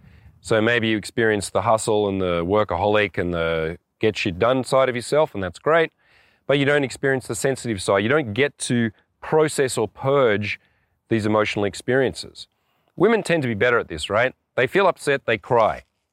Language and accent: English; Australia; On one level, I'm an Australian.